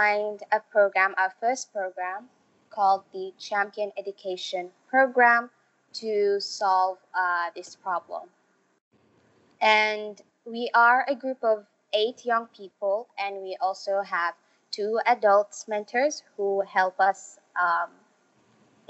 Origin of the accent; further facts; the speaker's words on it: Saudi Arabia; also born or lived in Somalia; now in Malaysia; I'm from Somalia and I was born in Saudi Arabia and I was actually raised there.